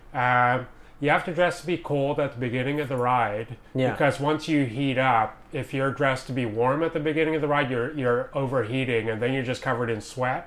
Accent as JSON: {"language": "English", "town": "Montreal", "region": "Quebec", "country": "Canada", "moved": "yes", "lives_now": "Vancouver, Canada", "said": "originally I'm from Montreal"}